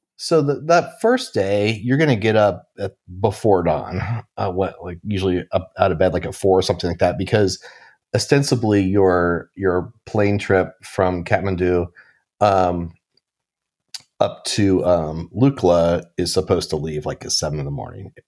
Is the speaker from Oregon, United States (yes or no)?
yes; Portland, Oregon, United States; I grew up in Portland, Oregon